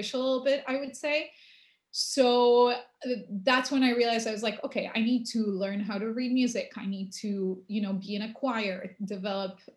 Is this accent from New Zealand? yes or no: no; Buenos Aires, Argentina; also born or lived in Paris, France; So I grew up mostly in Argentina, though we went back and forth a lot during the summer vacations. And I attended the French Lycée in Buenos Aires.